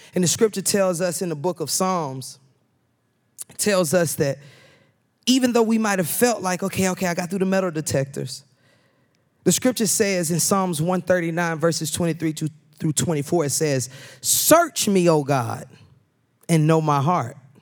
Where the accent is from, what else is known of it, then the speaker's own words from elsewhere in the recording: Atlanta, Georgia, United States; moved away; I'm from Atlanta